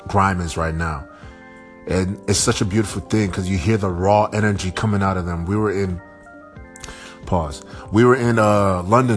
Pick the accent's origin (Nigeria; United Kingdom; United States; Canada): Nigeria; I'm Nigerian